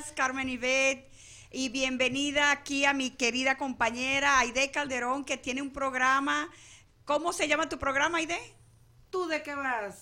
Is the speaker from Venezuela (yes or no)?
yes; Venezuela; moved away; yo que soy venezolana